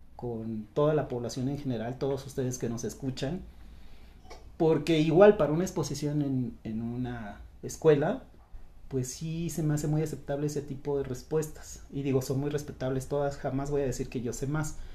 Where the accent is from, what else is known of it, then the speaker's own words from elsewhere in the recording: Mexico; a muchos mexicanos nos llegaron a decir